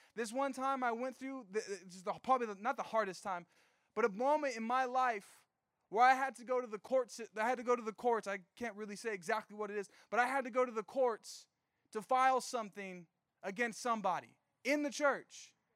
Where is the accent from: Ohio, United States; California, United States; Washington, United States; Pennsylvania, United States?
California, United States; Riverside; I'm from Riverside.